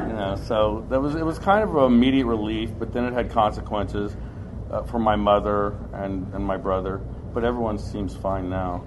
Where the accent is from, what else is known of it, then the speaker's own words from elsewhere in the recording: Ohio, United States; also born or lived in Hazard, Kentucky; I grew up in Ohio, but I was born in Hazard okay. and uh, spent a lot of my time going back to Hazard.